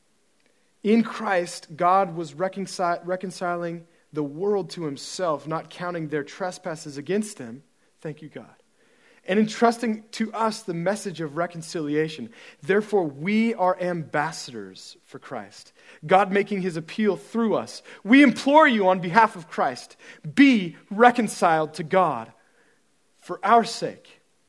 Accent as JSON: {"language": "English", "country": "United States", "said": "I'm an American"}